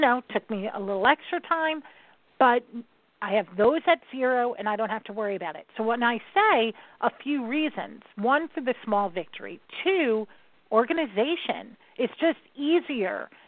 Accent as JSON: {"language": "English", "region": "New York", "country": "United States", "said": "I'm from New York"}